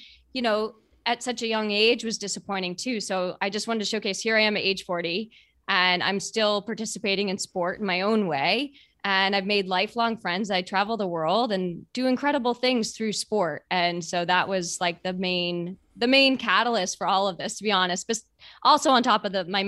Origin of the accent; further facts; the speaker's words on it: Boston, Massachusetts, United States; I grew up in Boston and I've run it.